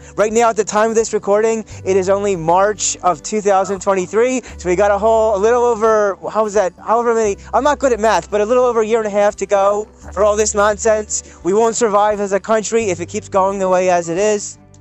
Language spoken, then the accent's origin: English; United States; an American Jewish person